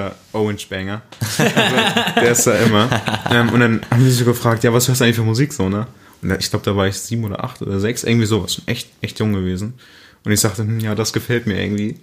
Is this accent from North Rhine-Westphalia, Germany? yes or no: yes; Münster, North Rhine-Westphalia, Germany; Ich komme aus der Münster